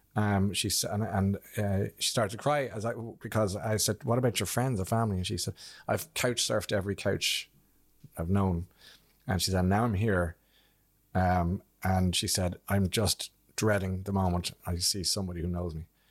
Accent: Blackrock, Ireland; I came from from Black Rock

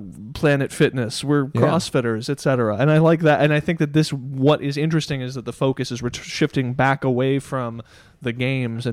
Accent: Dallas, Texas, United States; We grew up in Dallas.

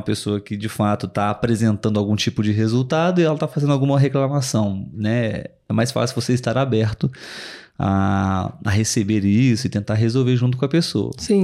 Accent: Brazil; Somos brasileiros

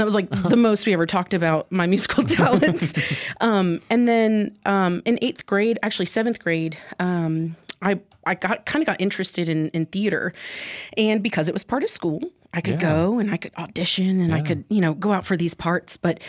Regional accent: Mississippi, United States; also born or lived in Honduras / England / Iowa; And then I spent the majority of my childhood in Mississippi. I'm actually from Honduras. I was born there.

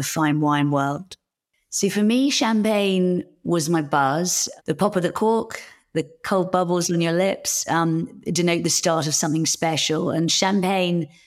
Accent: Hertfordshire, East of England, United Kingdom; also born or lived in London; now in Winchester, United Kingdom; I grew up in Hertfordshire and was at school in London

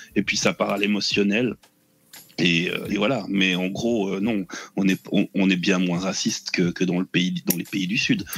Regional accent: Switzerland; je suis suisse

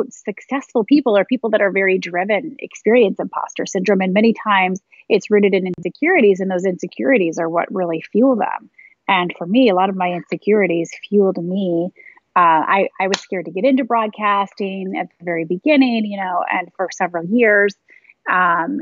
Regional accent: Michigan, United States; moved away as an adult; also born or lived in Ohio / Dayton, Ohio / Cincinnati, Ohio / Chicago; now in New York, United States; born and raised in Michigan, went to a small college in Ohio for college broadcasting

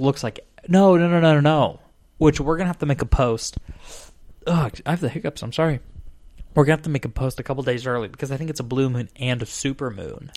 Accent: Arizona, United States; I come from Arizona

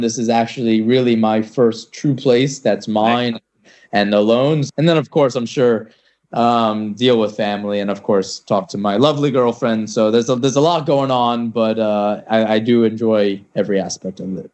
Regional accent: New York, United States; I'm from New York

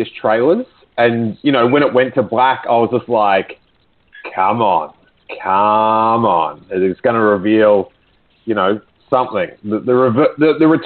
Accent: Australia; I'm Australian.

